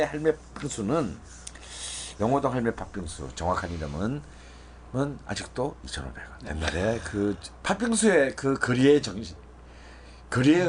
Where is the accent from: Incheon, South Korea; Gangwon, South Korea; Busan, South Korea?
Busan, South Korea; moved away; 저희 고향 부산에